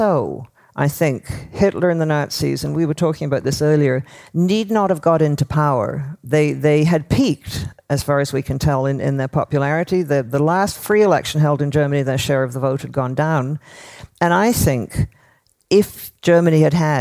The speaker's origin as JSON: {"language": "English", "town": "Toronto", "region": "Ontario", "country": "Canada", "tie": "born or raised there", "said": "I grew up in Toronto"}